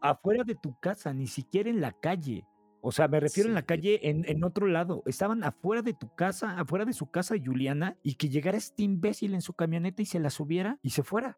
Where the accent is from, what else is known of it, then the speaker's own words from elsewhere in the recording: Mexico; nuestra forma mexicana